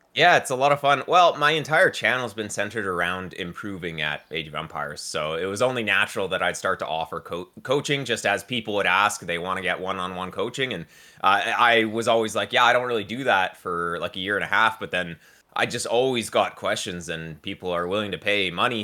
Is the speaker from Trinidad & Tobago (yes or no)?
no; Victoria, British Columbia, Canada; also born or lived in Burnaby; I moved here when I was, like, six months old. So, yeah, I've been here pretty much my entire life